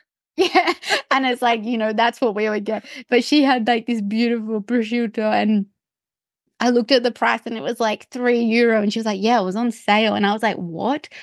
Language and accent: English; Australia; as a, as an Australian